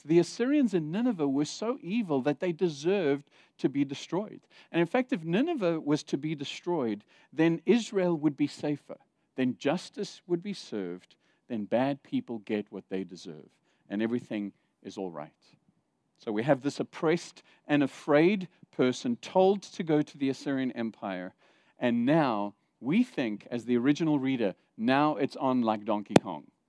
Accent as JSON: {"language": "English", "country": "South Africa", "tie": "born or raised there", "also_born_or_lived": "Zimbabwe / Saudi Arabia", "moved": "yes", "said": "I grew up in South Africa during the apartheid years, and I was a teenager being taught in school"}